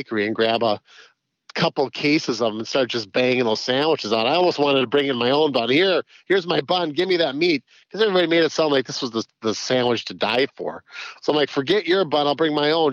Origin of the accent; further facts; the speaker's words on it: White Bear Lake, Minnesota, United States; White Bear Lake. That's my hometown